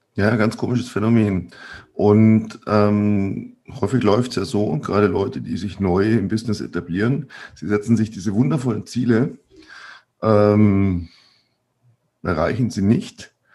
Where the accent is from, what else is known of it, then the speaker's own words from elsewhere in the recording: Bavaria, Germany; bei uns in Bayern